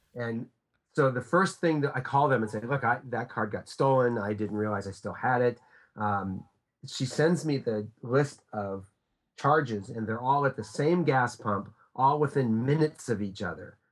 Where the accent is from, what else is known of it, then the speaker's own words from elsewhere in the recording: United States; I'm an American